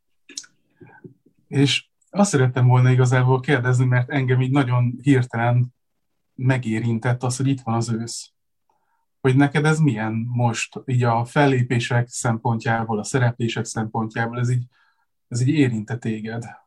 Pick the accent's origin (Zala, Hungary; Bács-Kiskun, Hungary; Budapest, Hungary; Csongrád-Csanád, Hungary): Zala, Hungary; Zalaegerszeg; mind a ketten Zalaegerszegről, ö, származunk, ugyanabban az évben születtünk